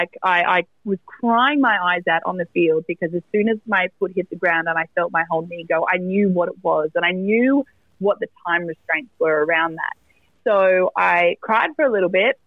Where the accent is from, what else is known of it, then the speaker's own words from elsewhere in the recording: Maitland, New South Wales, Australia; in Maitland at my in my hometown. It's about 2 hours north of Sydney